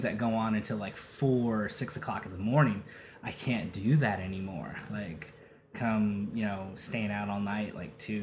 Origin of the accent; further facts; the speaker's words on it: Rialto, California, United States; also born or lived in Redlands, California / Los Angeles, California / Riverside, California; Pretty much raised in Rialto